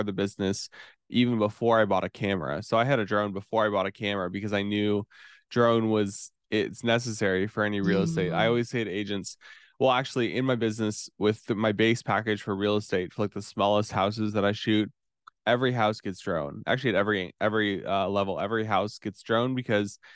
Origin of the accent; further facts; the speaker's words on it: Warsaw, Indiana, United States; I'm from Warsaw, Indiana. It's like northern Indiana, kind of near Fort Wayne